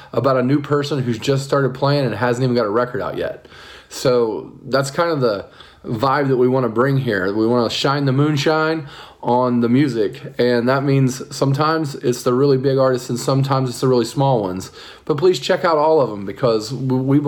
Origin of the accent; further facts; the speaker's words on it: Muncie, Indiana, United States; I grew up in Muncie also